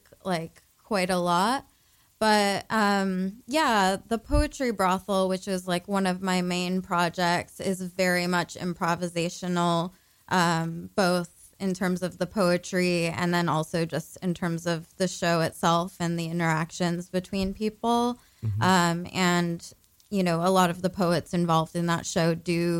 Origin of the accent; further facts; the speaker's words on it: San Diego, California, United States; also born or lived in Paris, France; So I grew up in San Diego, California. That's where I was born and raised.